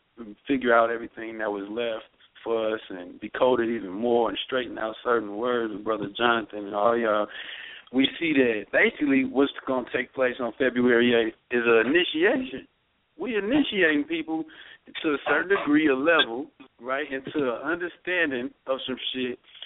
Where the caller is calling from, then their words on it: North Hollywood, California, United States; I'm calling from North Hollywood, California.